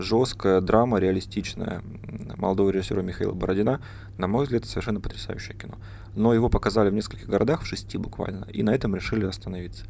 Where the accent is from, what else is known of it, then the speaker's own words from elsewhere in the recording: Barnaul, Altai Krai, Russia; moved away as an adult; now in Novosibirsk, Russia; я из Барнаула